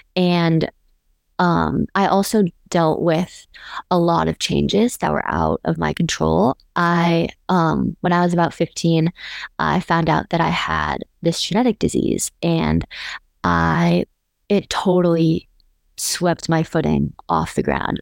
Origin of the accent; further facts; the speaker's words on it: Scottsdale, Arizona, United States; moved away as an adult; now in Austin, United States; I live in Austin, Texas, but I'm originally from Scottsdale, Arizona